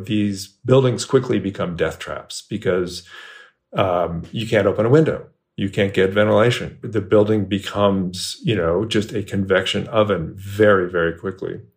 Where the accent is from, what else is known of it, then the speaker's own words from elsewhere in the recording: Bay Area, California, United States; moved away as an adult; now in Texas, United States; I moved to Texas four years ago, and um, I grew up in the Bay Area, California